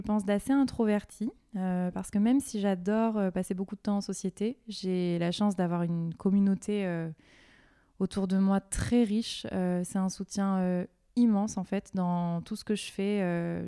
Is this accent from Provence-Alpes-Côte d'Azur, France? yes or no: yes; Marseille, Provence-Alpes-Côte d'Azur, France; J'ai grandi à Marseille et j'en suis très fière